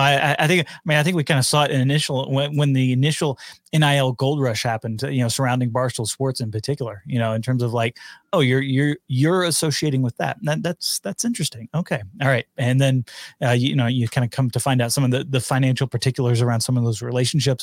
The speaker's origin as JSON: {"language": "English", "area": "near Arlington", "region": "Texas", "country": "United States", "tie": "born or raised there", "moved": "yes", "said": "down there in Arlington uh, near my hometown"}